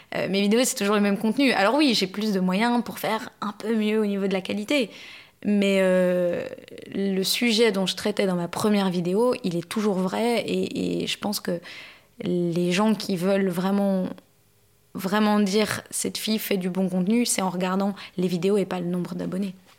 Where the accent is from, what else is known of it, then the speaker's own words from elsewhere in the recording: Belgium; also born or lived in Canada; now in Paris, France; je suis née en Belgique